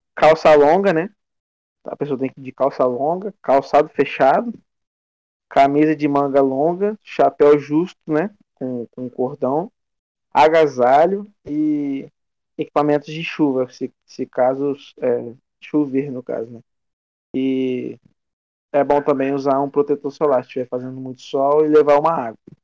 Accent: Castelo, Espírito Santo, Brazil; eu sou de Castelo, né? Espírito Santo

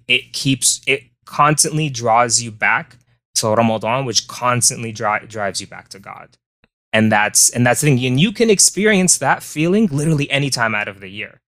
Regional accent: Tucson, Arizona, United States; born and raised in Tucson, Arizona

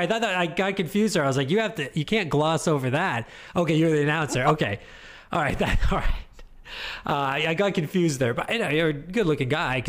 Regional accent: Canada; accent: Canadian; I thought he was making fun of my Canadian accent.

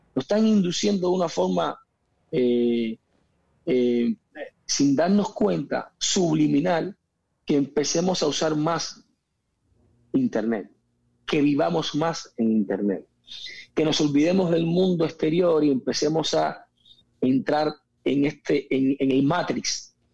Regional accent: Cuba; moved away as an adult; also born or lived in Spain; yo me fui muy joven de Cuba, me fui con 19 años de Cuba

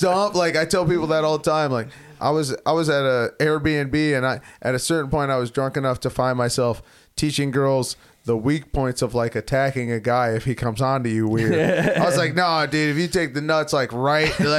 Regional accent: Detroit, Michigan, United States; I'm from Detroit

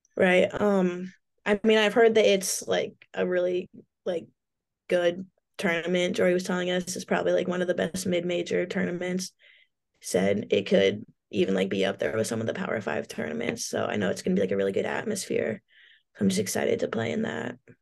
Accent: Portland, Oregon, United States; moved away; a cool place to grow up

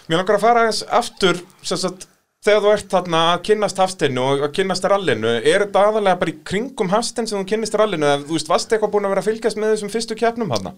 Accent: Iceland; við Íslendingar

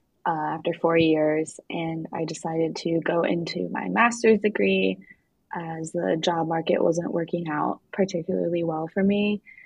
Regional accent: Greencastle, Pennsylvania, United States; also born or lived in Manhattan; now in New York City, United States; I'm from Greencastle, Pennsylvania, and I'm calling in right now from Columbia in Manhattan.

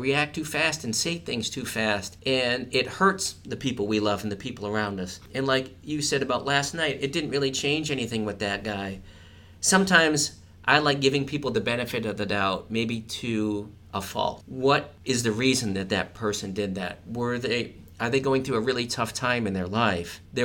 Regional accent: Providence, Rhode Island, United States; moved away; I'm from Providence, Rhode Island

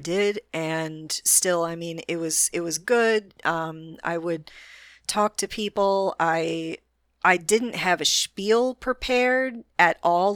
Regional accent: Orlando, Florida, United States; my hometown, Orlando, Florida

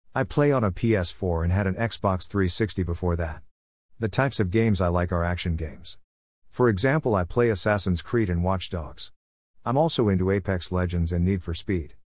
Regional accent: Pakistan; now in Mozambique; I was born in Pakistan on the twenty-first of June two thousand seven.

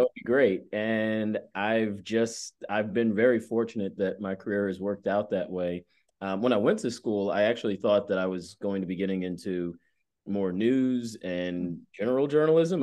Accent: Atlanta, Georgia, United States; moved away; growing up in Atlanta

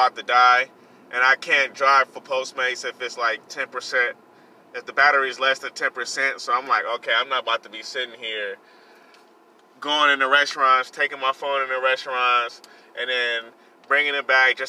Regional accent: California, United States; I'm a Cali boy. I was born in California. My roots are in California. I was born out here

